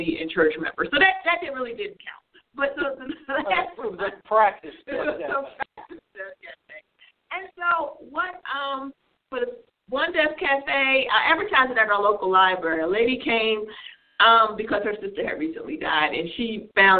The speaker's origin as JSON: {"language": "English", "region": "New Jersey", "country": "United States", "tie": "born or raised there", "said": "I grew up in New Jersey"}